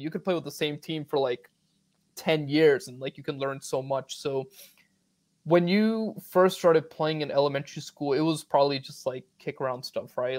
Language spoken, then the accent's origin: English; Northern Virginia, United States; I'm also from Northern Virginia